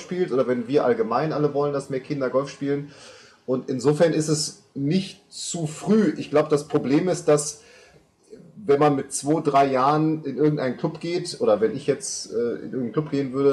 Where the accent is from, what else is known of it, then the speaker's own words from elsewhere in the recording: Münster, North Rhine-Westphalia, Germany; also ich komme ursprünglich aus Münster